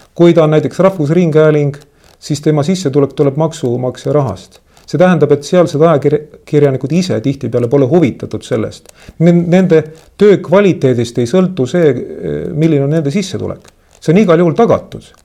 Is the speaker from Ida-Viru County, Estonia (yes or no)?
no; Tallinn, Harju County, Estonia; mina olen randlane, ma olen sündinud Kopli liinidel. minu maja oli umbes kakskümmend meetrit eh, merest.